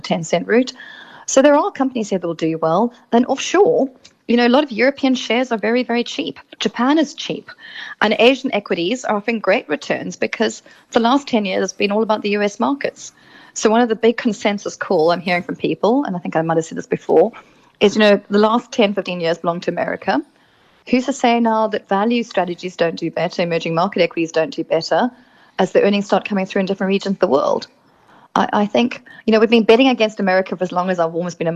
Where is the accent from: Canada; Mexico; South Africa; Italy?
South Africa; as South African